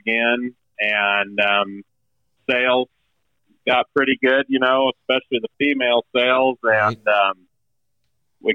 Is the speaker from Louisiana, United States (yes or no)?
no; Northern California, United States; moved away as an adult; also born or lived in Oregon; now in Nebraska, United States; we are originally from Northern California, about an hour and a half south of the Oregon border, where we grew up. I was actually born in Oregon.